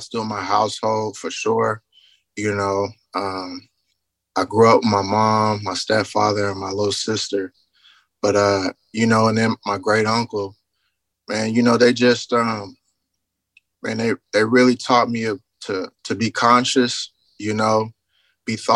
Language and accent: English; Richmond, California, United States; moved away as an adult; now in Houston, United States; I'm a young man out of California, Northern California, Richmond, California, to be exact, rich city. I got a lot of Richmond pride